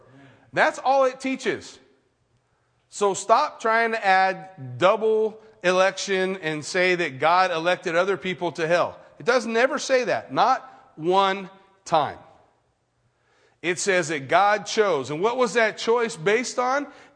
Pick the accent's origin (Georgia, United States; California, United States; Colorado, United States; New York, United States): California, United States; Redlands; I grew up in Redlands, which is a pretty big, fairly big town, big small town in California